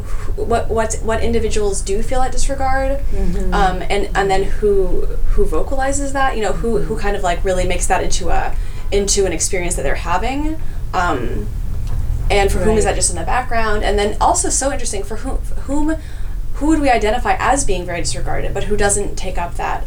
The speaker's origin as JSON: {"language": "English", "region": "California", "country": "United States", "tie": "born or raised there", "said": "I grew up in California"}